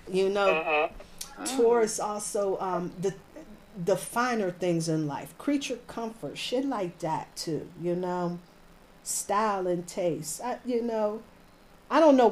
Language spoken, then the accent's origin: English; Dayton, Ohio, United States; now in Pittsburgh, United States; I was born in Dayton, Ohio, and I live in Pittsburgh now